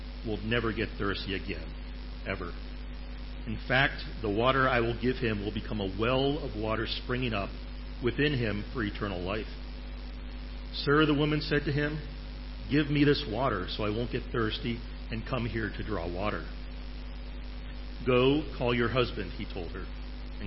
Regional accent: Ohio, United States; now in Chiang Mai, Thailand; I grew up in Ohio, and there were Amish people not too far from where we live

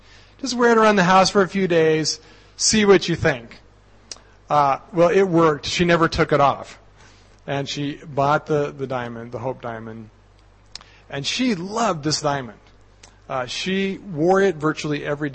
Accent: Colorado, United States; Colorado, my home state

